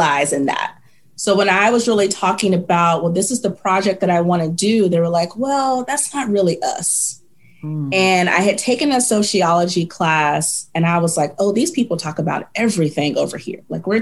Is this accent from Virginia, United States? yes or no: yes; Virginia, United States; moved away as an adult; now in Nashville, United States; I'm from Virginia